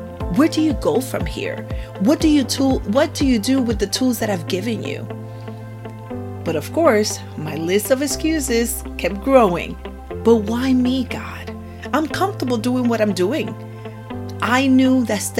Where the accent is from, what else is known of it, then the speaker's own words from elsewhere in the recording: San Juan, Puerto Rico; now in Florida, United States; I was born and raised in San Juan, Puerto Rico, and I currently reside in Florida